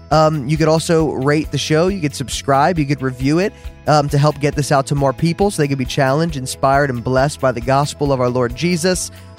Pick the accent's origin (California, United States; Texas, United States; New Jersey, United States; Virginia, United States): New Jersey, United States; accent: Jersey; now in Dallas, United States; Yes, a little Jersey. I live in Dallas, but I grew up in New Jersey. I think I lost my accent a little bit.